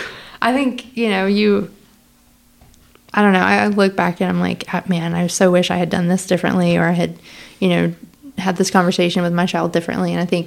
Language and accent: English; South Carolina, United States; I'm from South Carolina.